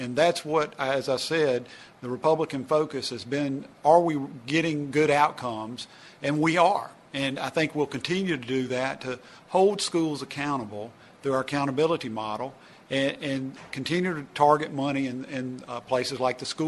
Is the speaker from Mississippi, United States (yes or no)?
yes; Oxford, Mississippi, United States; Oxford, my hometown